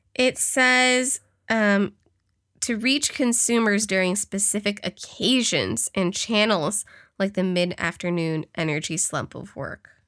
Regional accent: California, United States; accent: valley girl; From California

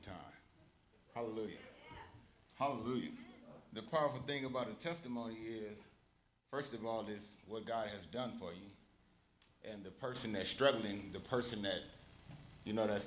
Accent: Oakland, California, United States; I was born and raised in Oakland, California

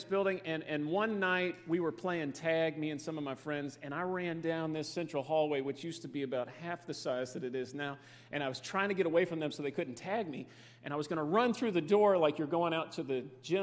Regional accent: Fairdale, Kentucky, United States; now in Dallas-Fort Worth, United States; we live in the Dallas-Fort Worth, Texas area now, but I grew up right here in Fairdale

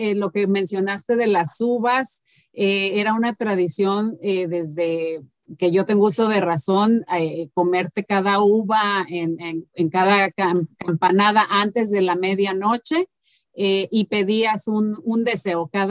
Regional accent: Mexico; moved away; yo sé que nosotros como mexicanos

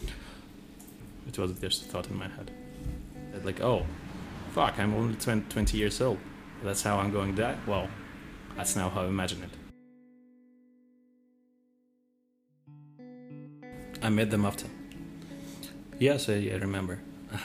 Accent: Tbilisi, Georgia; I'm from Georgia, I'm from Tbilisi

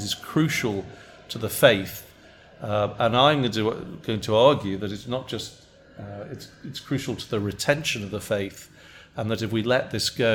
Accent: England, United Kingdom; now in United States; as an Englishman

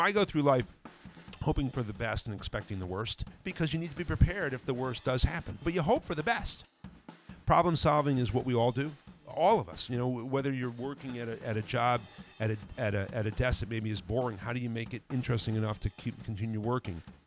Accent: New Haven, Connecticut, United States; moved away as an adult; also born or lived in Vermont; now in North Adams, United States; I grew up in New Haven, the New Haven, Connecticut area.

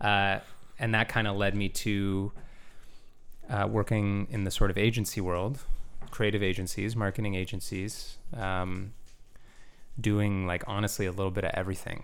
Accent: Gananoque, Ontario, Canada; now in Toronto, Canada; I was born here in Toronto, but, uh, I grew up in a town called, uh, Gananoque

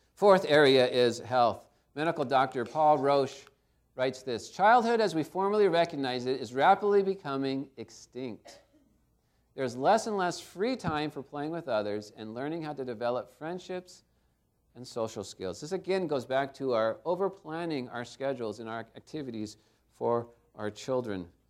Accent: Garden Grove, California, United States; I grew up in Garden Grove, not too far from here

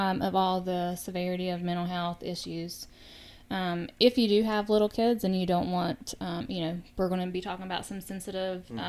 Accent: Logan County, West Virginia, United States; also born or lived in Lincoln County / Cabell County; I'm from Logan County, so I've lived in Logan, Lincoln, and Cabell County, work in Lincoln and Boone County

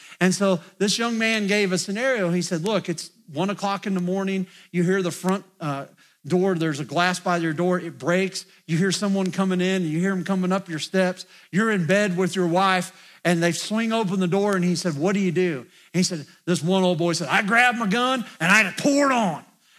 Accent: Indiana, United States; now in West Virginia, United States; I'm not from West Virginia, but I've lived here long enough that I feel like I'm a West Virginian. You know why? Because when I go back to Indiana, my friends just say, "Will you just start talking?"

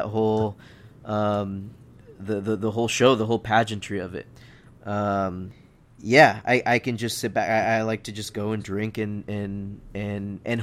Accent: San Diego, California, United States; Growing up in San Diego, I grew up watching the races in Del Mar

